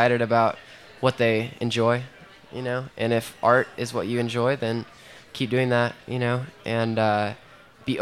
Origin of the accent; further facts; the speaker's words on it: Joplin, Missouri, United States; my hometown, Joplin